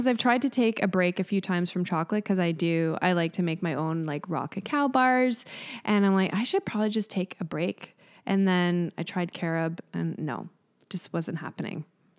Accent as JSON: {"language": "English", "town": "Mississauga", "region": "Ontario", "country": "Canada", "tie": "born or raised there"}